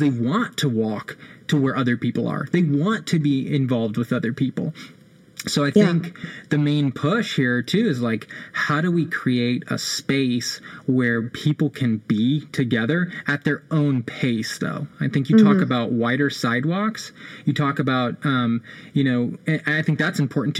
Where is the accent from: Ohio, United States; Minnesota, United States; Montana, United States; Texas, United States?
Texas, United States; Austin; now in Oklahoma City, United States; I'm originally from Austin, Texas